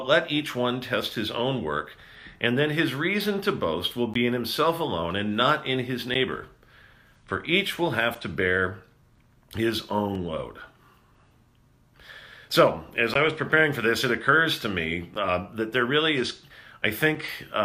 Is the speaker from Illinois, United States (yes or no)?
no; Rancho Cucamonga, California, United States; moved away; back in my hometown in Rancho Cucamonga